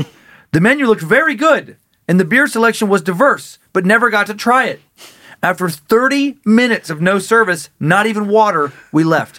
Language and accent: English; Riggins, Idaho, United States; moved away; Riggins, my hometown